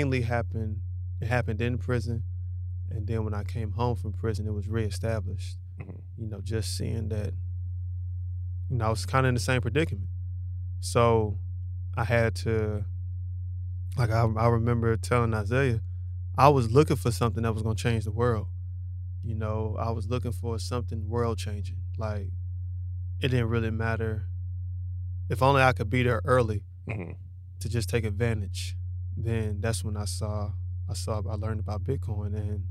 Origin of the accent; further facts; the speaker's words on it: Charlotte, North Carolina, United States; Born and raised in Charlotte.